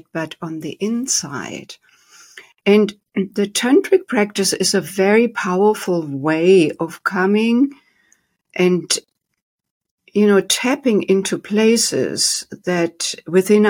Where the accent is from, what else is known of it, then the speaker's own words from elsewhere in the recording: Germany; moved away as an adult; now in United States; I was born and raised in Germany with a very strict dad